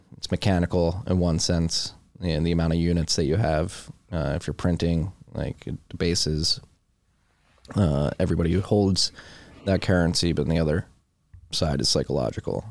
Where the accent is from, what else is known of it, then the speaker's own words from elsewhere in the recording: United States; as an American